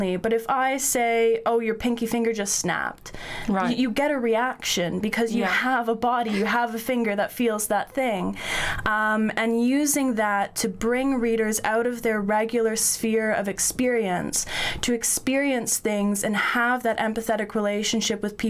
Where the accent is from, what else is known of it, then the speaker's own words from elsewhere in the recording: Northern Ontario, Canada; also born or lived in Waterloo, Ontario; I grew up in Northern Ontario, in Canada